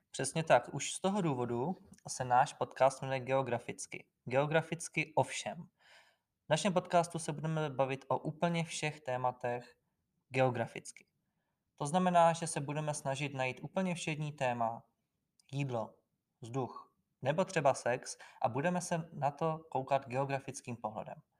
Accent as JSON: {"language": "Czech", "region": "Plzeň Region", "country": "Czechia", "also_born_or_lived": "Sokolov, Karlovy Vary Region / Ore Mountains", "moved": "as an adult", "lives_now": "Olomouc, Czechia", "said": "já jsem možná trošku zhýčkaný od nás ze Šumavy, kdy bydlím na vesnici"}